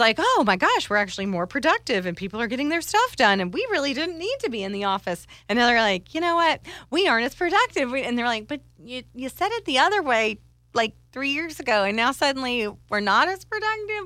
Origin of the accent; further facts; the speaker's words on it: Ireland; I'm Irish